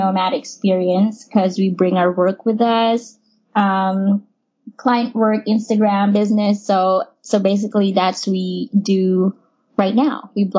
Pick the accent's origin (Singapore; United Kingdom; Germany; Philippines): Philippines; Ruben is from Spain and I'm from the Philippines.